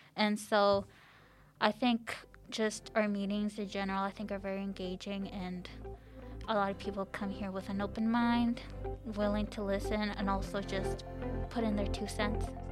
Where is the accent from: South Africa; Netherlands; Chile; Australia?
Chile; now in Canada; I was born in Chile